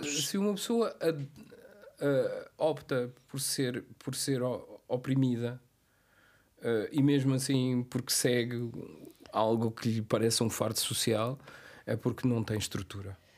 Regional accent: Cape Verde; moved away; ir para Cabo Verde e estar uh, os meus últimos dias na minha terra

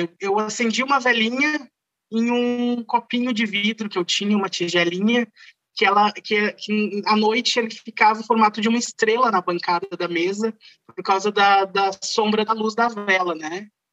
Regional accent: Rio Pardo, Rio Grande do Sul, Brazil; Eu sou natural de Rio Pardo, interior aqui do Rio Grande do Sul

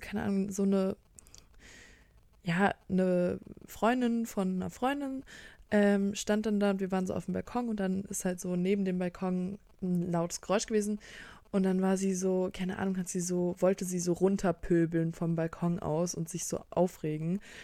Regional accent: Bremen, Germany; bei uns in Bremen

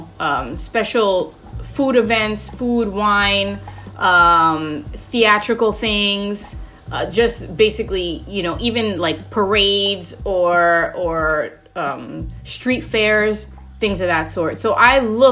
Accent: New York City, New York, United States; also born or lived in Bushwick, Brooklyn; I was born in Bushwick, Brooklyn. And at that time, it was not the greatest neighborhood. So my parents moved me out when I was like 4 or 5 years old so I can start school in a better area. So they moved me to Middle Village, Queens, kind of suburban. I was raised

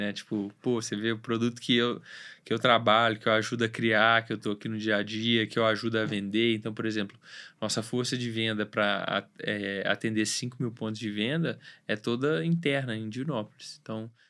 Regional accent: Belo Horizonte, Minas Gerais, Brazil; Nasci, moro em Belo Horizonte, mas por que não tentar uma vida no interior, uma vida mais tranquila, né?

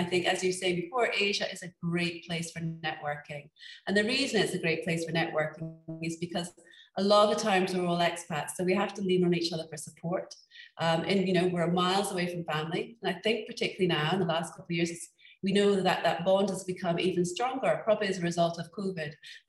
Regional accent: Scotland, United Kingdom; when growing up in Scotland, you kind of, where was I gonna go to university? Of course, it was gonna be in Scotland.

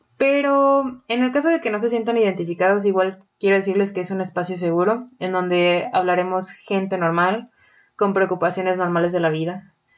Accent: Mexico; nosotros como mexicanos

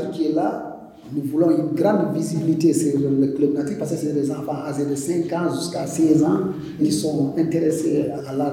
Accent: Casamance, Senegal; now in Toubakouta, Senegal; moi je suis d'origine casassienne, je suis de la Casamance. Ah c'est normal que je parle Mandel, je parle Djola, je parle toutes les langues qui sont ici à Sénégal.

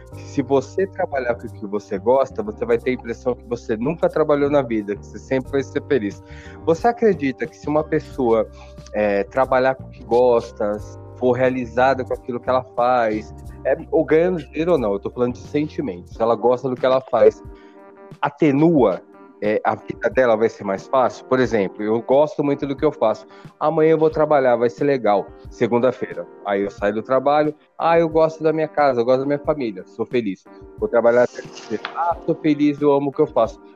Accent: Brazil; eu que sou brasileiro, nós que somos brasileiros, a gente vive aqui no Brasil

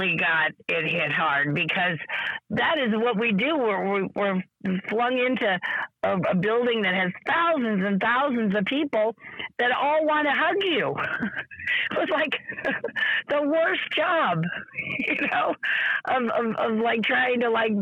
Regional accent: California, United States; also born or lived in Massachusetts; we moved across the country when I was 5 and wound up in California

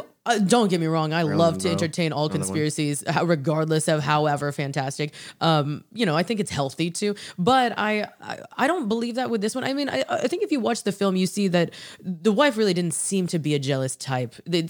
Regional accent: San Francisco, California, United States; I'm from San Francisco too.

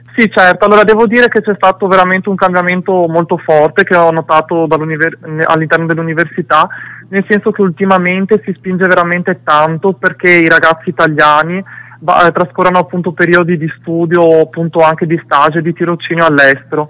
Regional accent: Italy; Io sono sempre cresciuto, diciamo, nel tipico paese di provincia in Italia

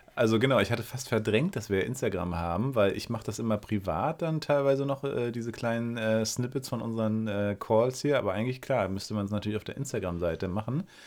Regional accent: Berlin, Germany; moved away as an adult; now in Greifswald, Germany; ich als Berliner

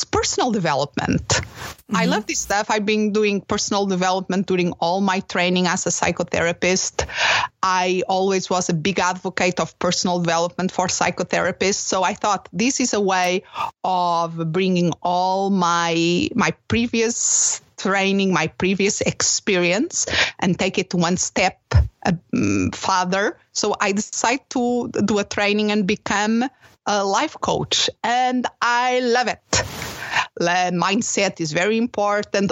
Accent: Portugal; moved away as an adult; also born or lived in England / Spain; now in Phoenix, United States; I live in Phoenix, Arizona. I'm originally from Portugal.

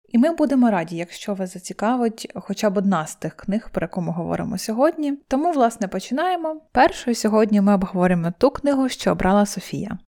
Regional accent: Poltava Oblast, Ukraine; я сама з Полтавщини.

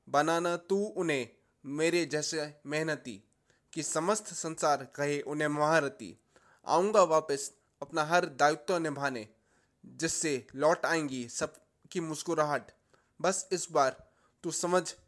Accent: Delhi, India; मैं दिल्ली से हूँ

